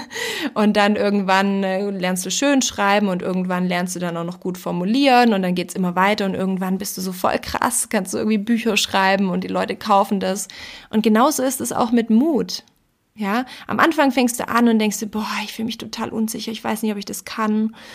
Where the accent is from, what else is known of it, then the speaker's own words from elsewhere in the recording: Austria; bei uns in Österreich